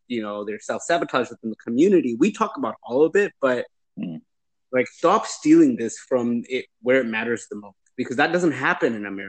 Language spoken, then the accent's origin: English; Canada; now in United States; I'm Canadian. And I was born in Canada